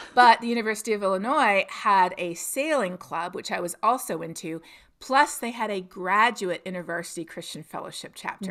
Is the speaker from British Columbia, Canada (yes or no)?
no; Toronto, Ontario, Canada; moved away as an adult; I'm from Toronto